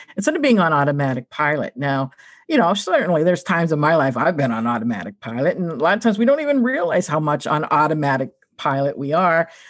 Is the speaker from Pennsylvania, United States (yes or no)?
yes; Pittsburgh, Pennsylvania, United States; I'm from Pittsburgh